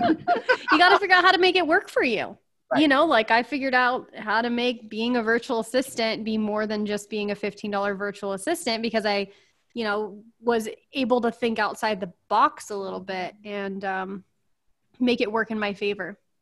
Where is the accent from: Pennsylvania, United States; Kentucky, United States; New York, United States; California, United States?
California, United States; I'm from California